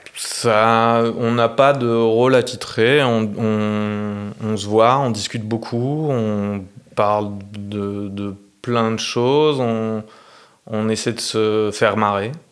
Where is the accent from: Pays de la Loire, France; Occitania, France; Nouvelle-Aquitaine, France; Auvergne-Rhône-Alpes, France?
Auvergne-Rhône-Alpes, France; Clermont-Ferrand; moved away as an adult; also born or lived in Bordeaux / Paris; je suis né à Clermont en Auvergne et j'ai fait des études d'histoire de l'art